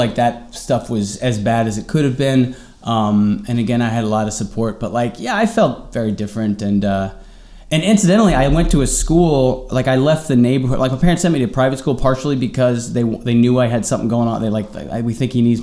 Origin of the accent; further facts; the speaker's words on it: New York City, New York, United States; I grew up here in New York. I had, you know, great parents